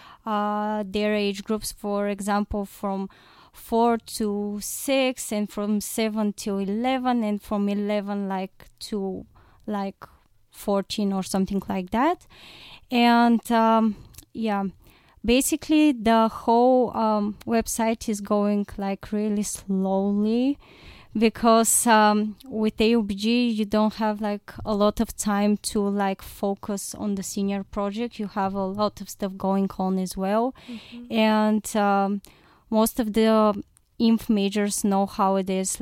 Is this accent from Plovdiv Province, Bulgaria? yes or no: yes; Plovdiv, Plovdiv Province, Bulgaria; I'm from Plovdiv.